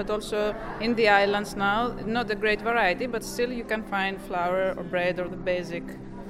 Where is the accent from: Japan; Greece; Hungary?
Greece; I'm also from Greece.